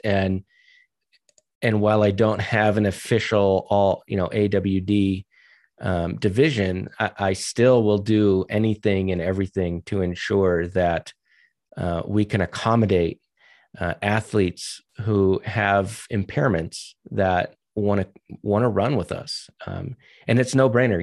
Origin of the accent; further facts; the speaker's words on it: New Hampshire, United States; also born or lived in Virginia / New England / Maryland; now in Colorado, United States; I'm from New Hampshire originally